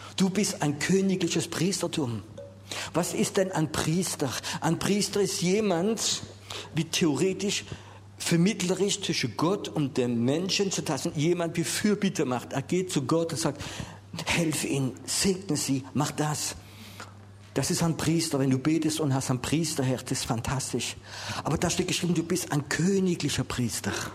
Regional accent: France; Wir sind ja Franzose und Englisch kennen wir nicht so

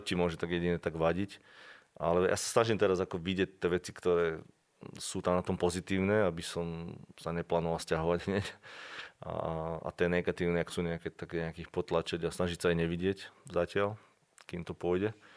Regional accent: Slovakia; moved away as an adult; also born or lived in Prague, Czech Republic / London, United Kingdom / Vancouver, Canada; doma na Slovensku, alebo, alebo doma v rodnom meste dokonca

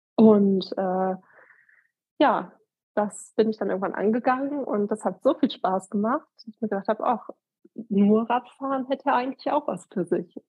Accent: Eifel, Germany; hier in einer Bank bei uns in der Eifel

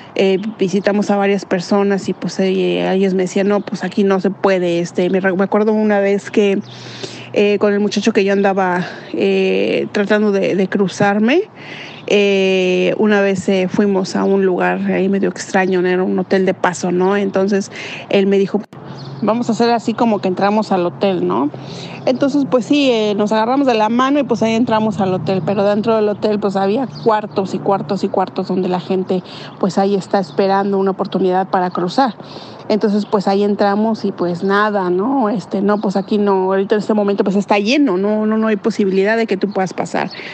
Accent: Mexico City, Mexico; moved away as an adult; now in Canada; yo soy originaria de la Ciudad de México y vivo aquí en Canadá desde el año 2006

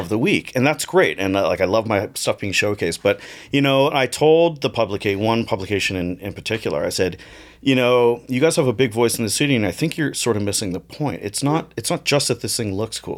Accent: Toronto, Ontario, Canada; born or raised there

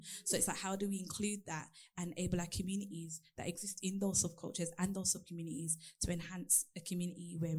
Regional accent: Birmingham, West Midlands, United Kingdom; now in London, United Kingdom; So when we talk about, like, obviously I'm from Birmingham and I've moved to London and I've been here and I plan on I plan on staying here for quite a while

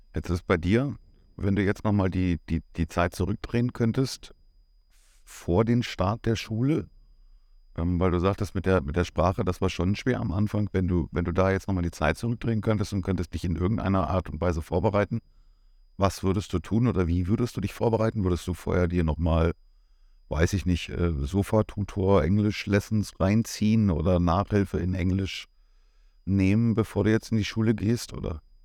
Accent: Germany; moved away as an adult; now in Cyprus; wir sind Deutsche

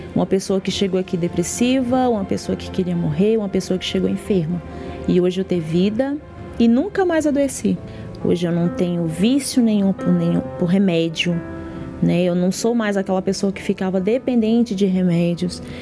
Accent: Brasília, Federal District, Brazil; sou de Brasília, Distrito Federal

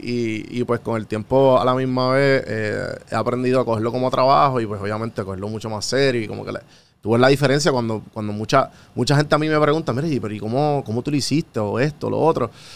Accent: Puerto Rico; yo siendo puertorriqueño

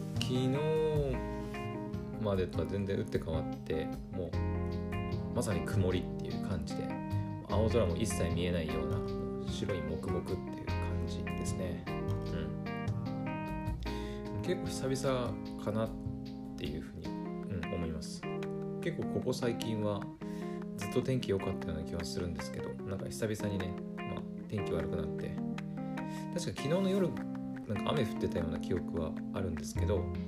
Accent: Aomori, Japan; born or raised there

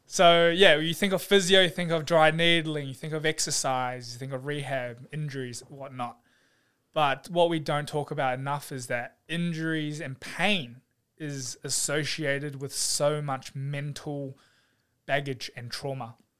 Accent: New Zealand; also born or lived in Taiwan / New South Wales; now in Melbourne, Australia; I was brought up in New Zealand

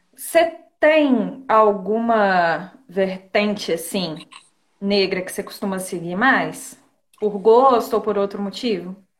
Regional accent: Rodeiro, Minas Gerais, Brazil; moved away as an adult; now in Ubá, Brazil; Eu sou, eu sou de Rodeiro. Eu nasci em Rodeiro, mas eu moro em Ubá agora. Só que na quarentena eu tô passando na casa dos meus pais

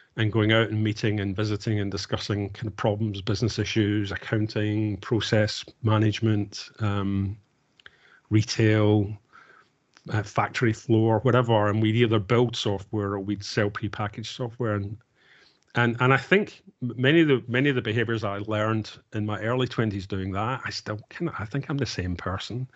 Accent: Glasgow, Scotland, United Kingdom; I grew up in Glasgow

